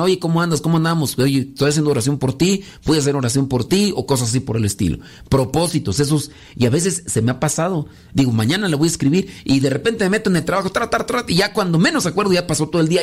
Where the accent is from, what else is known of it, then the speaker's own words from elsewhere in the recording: Mexico; soy de México